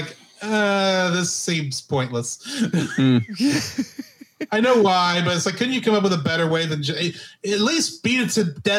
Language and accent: English; Texas, United States; I'm a Texan